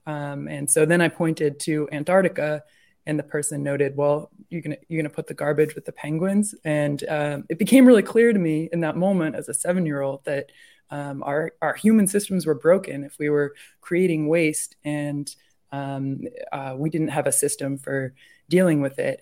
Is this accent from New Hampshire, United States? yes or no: yes; New Hampshire, United States; I'm from New Hampshire and I grew up out in the woods